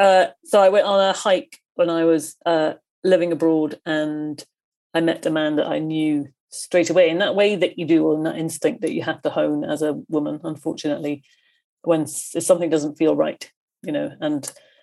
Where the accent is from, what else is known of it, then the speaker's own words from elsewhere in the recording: Coleraine, Northern Ireland, United Kingdom; born there; I didn't want to start with, you know, I was born in Coleraine and then, you know, that didn't interest me at all.